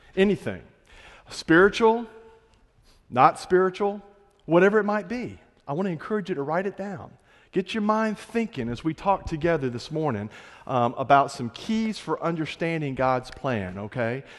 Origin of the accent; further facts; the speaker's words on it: Florida Panhandle, United States; moved away; I'm from the Florida Panhandle